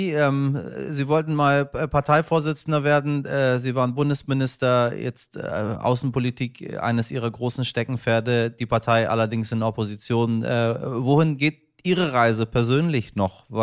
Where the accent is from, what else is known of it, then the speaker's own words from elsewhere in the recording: Iran; ist das nun mal eine Geschichte, die mir persönlich sehr nahe geht, weil es nun mal mein Heimatland ist. Äh, und äh, deswegen äh, auch der Dank der, der Iraner an Sie persönlich